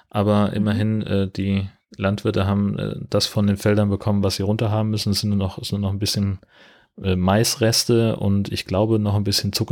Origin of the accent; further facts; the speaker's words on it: Hesse, Germany; also ich bin ja in Mittelhessen aufgewachsen, in einer fast schneesicheren Region damals